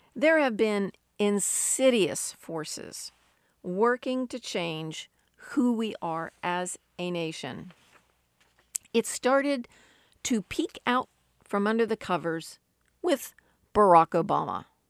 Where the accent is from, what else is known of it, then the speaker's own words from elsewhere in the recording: United States; Growing up in America